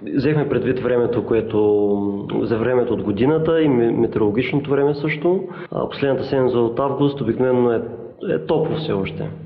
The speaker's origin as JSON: {"language": "Bulgarian", "town": "Ruse", "region": "Ruse Province", "country": "Bulgaria", "moved": "yes", "lives_now": "Varna, Bulgaria", "said": "от Русе съм, но в момента живея във Варна."}